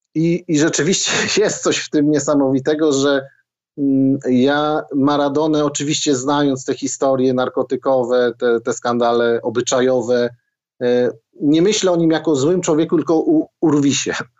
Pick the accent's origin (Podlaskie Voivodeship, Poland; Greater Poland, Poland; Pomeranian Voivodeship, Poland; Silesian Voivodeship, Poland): Silesian Voivodeship, Poland; Zabrze; Ja pochodzę z Zabrza. Szary, górnicze miasto, Górnik Zabrze za oknem